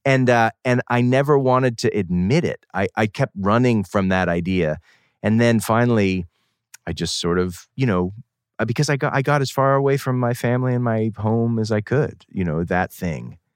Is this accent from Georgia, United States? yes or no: no; Boston, Massachusetts, United States; moved away as an adult; now in San Francisco, United States; I come from Boston, outside of Boston, New England, boarding school